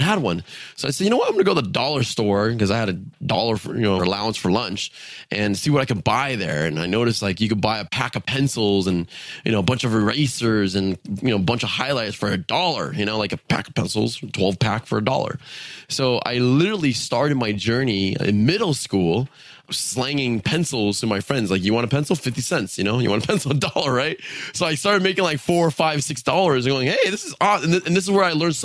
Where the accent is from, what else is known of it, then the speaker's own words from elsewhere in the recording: San Diego, California, United States; I was born in San Diego. So growing up, it was quite interesting